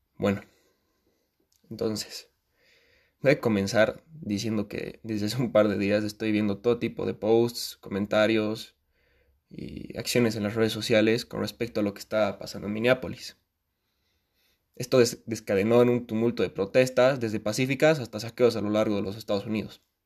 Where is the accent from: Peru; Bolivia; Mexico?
Bolivia; Como bolivianas y bolivianos